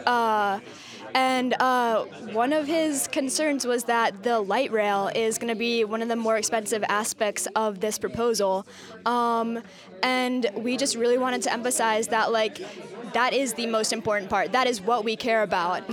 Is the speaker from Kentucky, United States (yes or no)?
no; Portland, Oregon, United States; growing up in Portland